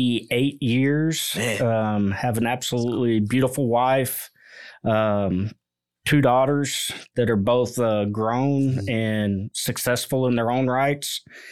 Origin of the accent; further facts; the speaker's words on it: Fort Worth, Texas, United States; I grew up here in the Mid-Cities area of Fort Worth.